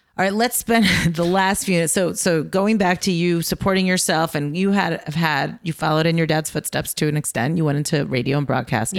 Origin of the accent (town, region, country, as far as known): United States